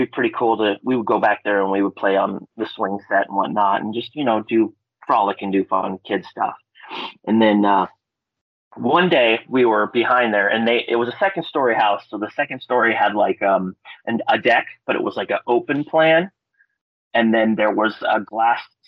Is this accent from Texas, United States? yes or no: no; Palmer, Alaska, United States; I'm from Palmer, Alaska